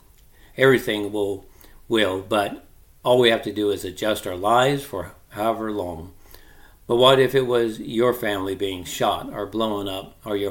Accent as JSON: {"language": "English", "country": "United States"}